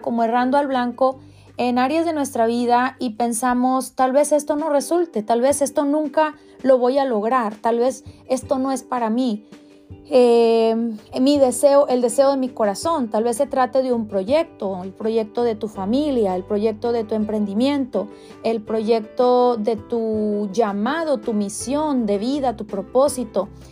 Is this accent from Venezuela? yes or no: no; Mexico; moved away; Yo soy de México, soy mexicana y en México tenemos